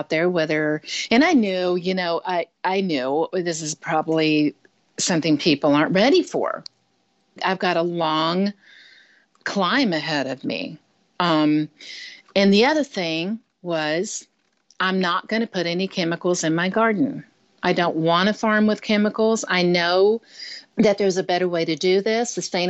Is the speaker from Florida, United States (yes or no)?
no; Michigan, United States; now keep in mind, I was coming from Michigan, you know, so we didn't have a flower shop in Michigan